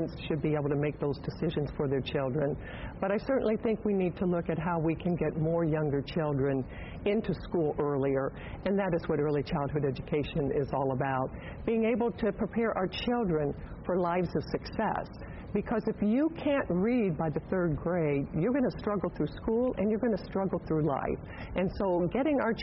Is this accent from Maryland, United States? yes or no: no; Evansville, Indiana, United States; my hometown of Evansville